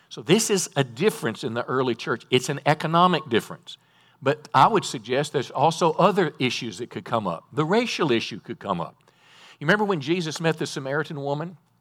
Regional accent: North Mississippi, United States; I was raised in Mississippi, North Mississippi

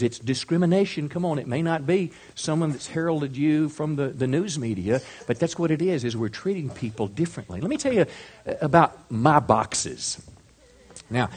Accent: Mississippi, United States; moved away; I'm from Mississippi

